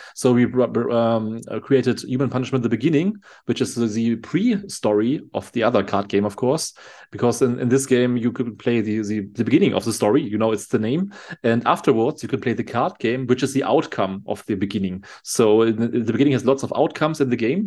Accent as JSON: {"language": "English", "country": "Germany", "said": "I'm from Germany"}